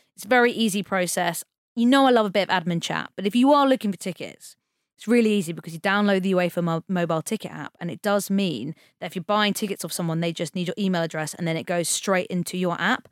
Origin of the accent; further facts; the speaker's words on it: England, United Kingdom; as English people